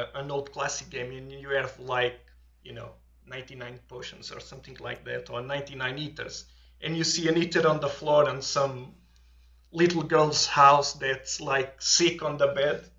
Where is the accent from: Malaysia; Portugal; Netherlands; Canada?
Portugal; accent: thick accent; English is a second language; moved away; I'm from Portugal